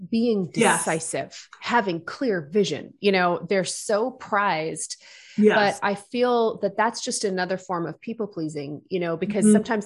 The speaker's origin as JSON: {"language": "English", "region": "Wales", "country": "United Kingdom", "tie": "born or raised there", "said": "I grew up in a small town"}